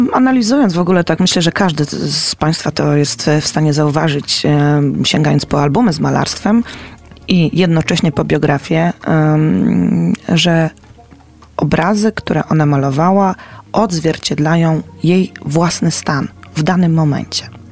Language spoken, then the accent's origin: Polish; Poznań, Greater Poland, Poland; my jako poznaniacy